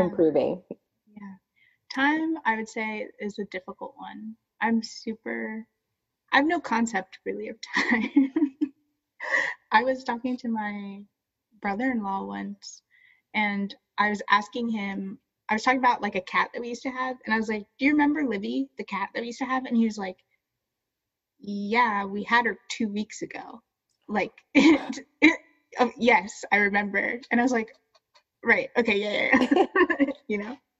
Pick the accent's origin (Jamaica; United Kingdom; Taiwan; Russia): Jamaica; we're Jamaican